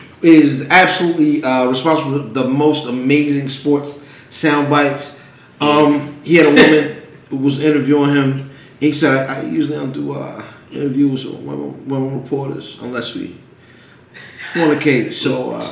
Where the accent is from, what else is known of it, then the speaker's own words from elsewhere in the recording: Hanover, Maryland, United States; I grew up in Hanover. Mm. So, I'm from where Rundle Mills is.